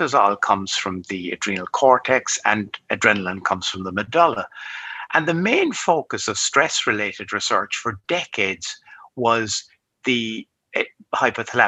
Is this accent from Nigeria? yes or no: no; Cork, Munster, Ireland; also born or lived in New York / London / Dublin; I studied medicine in my hometown, which is here in Cork.